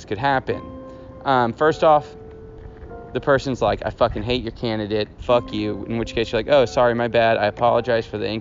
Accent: Houston, Texas, United States; moved away; I'm from Houston, Texas

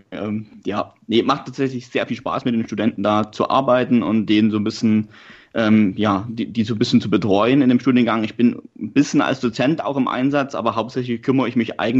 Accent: Saxony, Germany; accent: Saxon dialect; moved away; also born or lived in Gießen; ähm, komme ursprünglich aus ähm, Sachsen, das hört man vielleicht so ein bisschen raus.

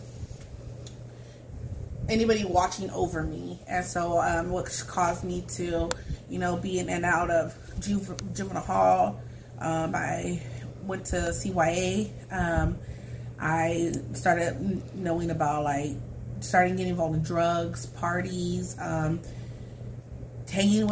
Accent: Fresno, California, United States; now in Madera, United States; I grew up in Fresno with my grandparents.

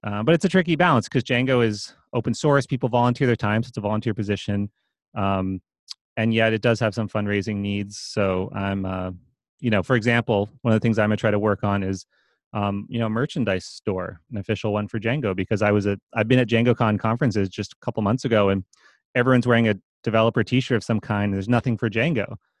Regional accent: East Coast, United States; moved away as an adult; I grew up on the East Coast

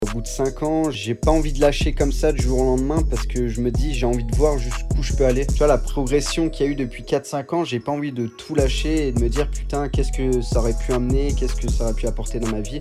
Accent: Annecy, Auvergne-Rhône-Alpes, France; Je viens d'Annecy, donc euh, je suis né à Annecy et j'ai toujours habité euh, aux alentours d'Annecy.

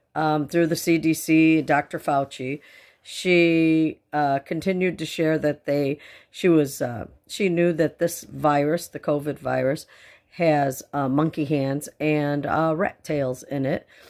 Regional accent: United States; I'm an American who speaks Spanish.

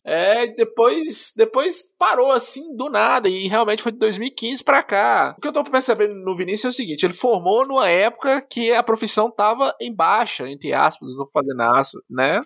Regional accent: Monte Azul, Minas Gerais, Brazil; moved away as an adult; eu, por exemplo, sou de Monte Azul

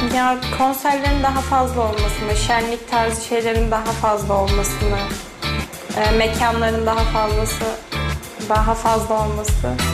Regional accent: Balıkesir, Turkey; moved away as an adult; now in Kayseri, Turkey

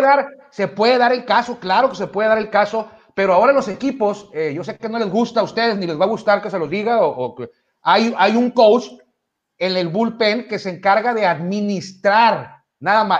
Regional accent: Mexico; somos mexicanos

